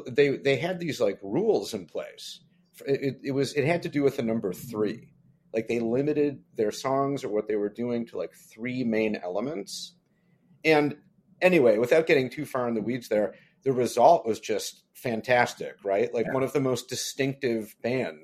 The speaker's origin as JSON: {"language": "English", "town": "Detroit", "region": "Michigan", "country": "United States", "said": "I'm from the Detroit area"}